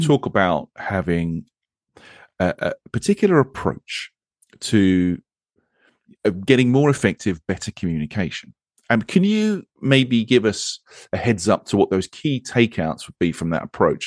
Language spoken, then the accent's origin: English; England, United Kingdom; accent: English accent; also born or lived in Monterey, California; I am English and I live a road across from you